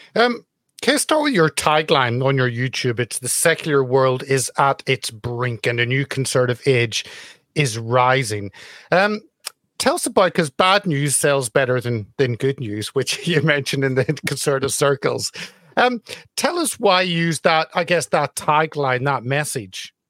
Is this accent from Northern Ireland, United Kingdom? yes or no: yes; Belfast, Northern Ireland, United Kingdom; moved away; from my home town back in Belfast.